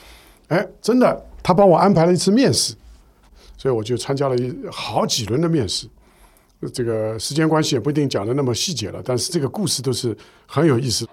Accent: Shanghai, China; 我们是上海人，我所以我们上海那个时候呢

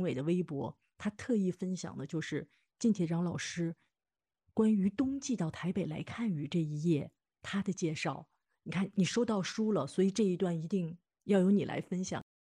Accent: China; 我们内地人

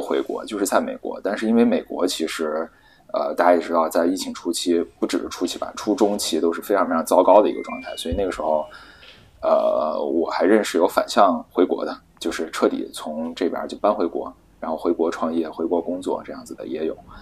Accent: China; 我们都是中国人

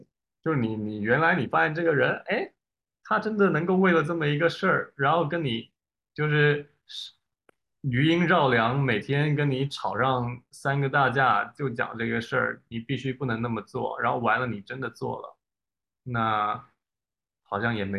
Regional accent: China; 哎，我们中国人就是这样子的，因为我们，哎

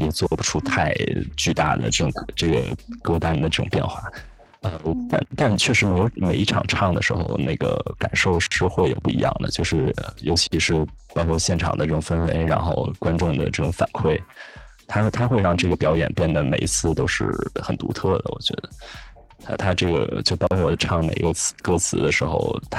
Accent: Beijing, China; 就我我很小很小时候在呃小学，可能跟很多北京的小朋友一样，是在那种呃管乐团里面。

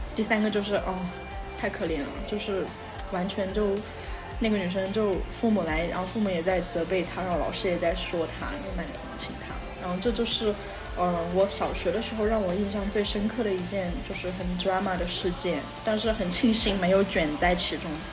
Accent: Sichuan, China; 我们是四川的

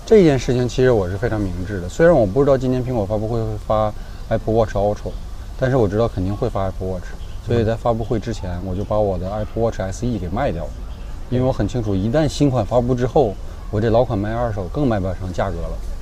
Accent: Northeast China, China; accent: Northeastern Mandarin; 用我们东北话讲

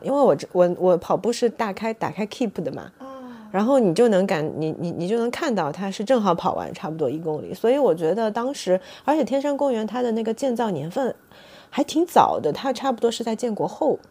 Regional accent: southern China, China; 我这个南方人

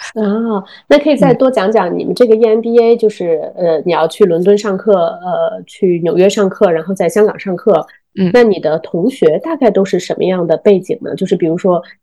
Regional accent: Zhengzhou, Henan, China; moved away; also born or lived in Sydney / New York; 原来Susan和我都是郑州人

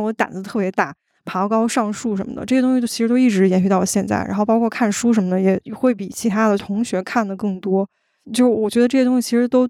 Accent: Northeast China, China; 我记得我上大学的时候有一次有一个事儿特别有意思，就我是东北人嘛，然后我要往那个黑龙江那边坐火车

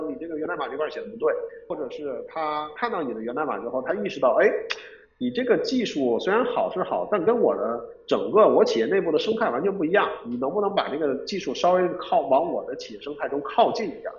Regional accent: Beijing, China; also born or lived in Shenzhen; 因为我本身是北京人，所以说北京我也比较熟悉

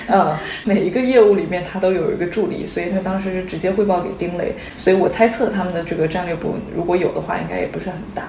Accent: China; moved away as an adult; 我们作为中国人在中国长大

